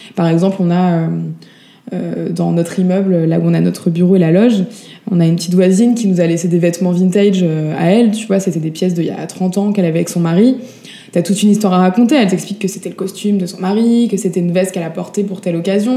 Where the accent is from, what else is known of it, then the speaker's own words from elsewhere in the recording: Paris, Île-de-France, France; moved away; also born or lived in Montpellier; Je suis née à Paris, j'ai vécu pas mal de temps dans le sud. Euh, j'ai fait une petite pause de 10 petites années euh, à Montpellier.